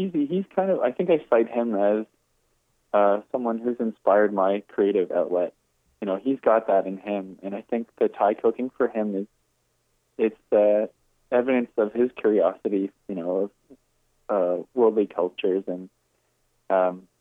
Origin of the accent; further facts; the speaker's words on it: Glencoe, Ontario, Canada; moved away as an adult; also born or lived in New York; my home, about Glencoe and the community